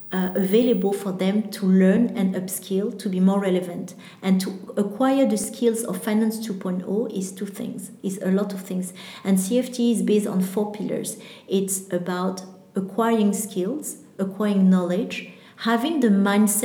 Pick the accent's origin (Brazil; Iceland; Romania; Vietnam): Vietnam; I'm from Vietnam